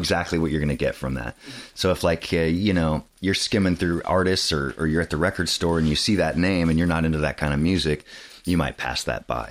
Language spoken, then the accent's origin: English; Saratoga, California, United States; I grew up in Saratoga, which is covered in redwood trees